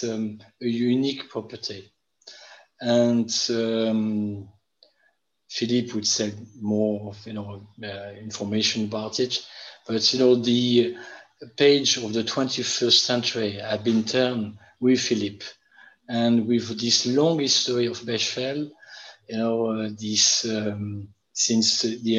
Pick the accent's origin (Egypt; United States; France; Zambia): France; Bordeaux, Nouvelle-Aquitaine; I was born and raised in Bordeaux in a family heavily involved in the wine trade.